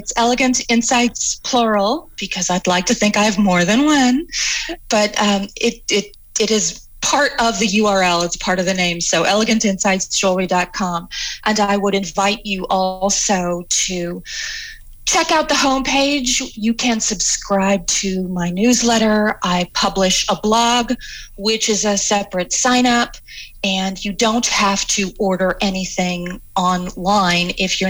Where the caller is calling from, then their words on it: Las Vegas, Nevada, United States; I'm in Las Vegas.